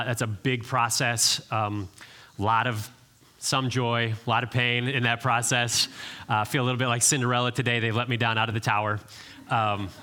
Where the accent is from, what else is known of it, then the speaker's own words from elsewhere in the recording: Cleveland, Ohio, United States; moved away as an adult; now in Nashville, United States; I grew up in Cleveland, Ohio